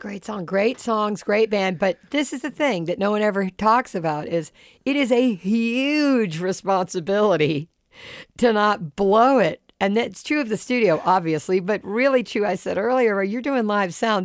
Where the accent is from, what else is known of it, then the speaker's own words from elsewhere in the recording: Charleston, United States; I grew up in Charleston